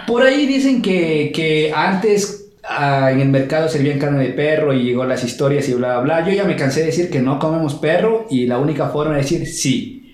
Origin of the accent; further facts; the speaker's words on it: Loja, Ecuador; yo vengo de Loja, una ciudad